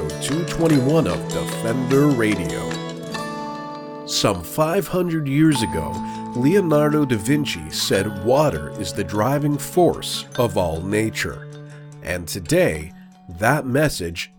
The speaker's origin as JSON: {"language": "English", "area": "Great Lakes", "region": "Ontario", "country": "Canada", "tie": "born or raised there", "said": "I was born and raised around the Great Lakes"}